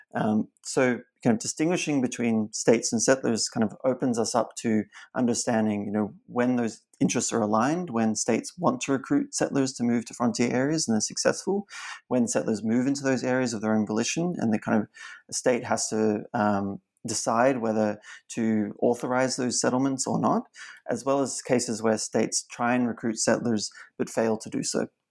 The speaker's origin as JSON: {"language": "English", "country": "Australia", "tie": "born or raised there", "also_born_or_lived": "China", "said": "growing up in Australia"}